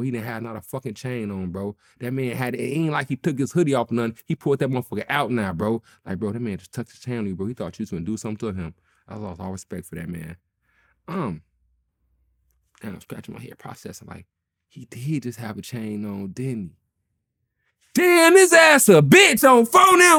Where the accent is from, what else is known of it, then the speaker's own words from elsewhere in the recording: Chicago, Illinois, United States; I'm from Chicago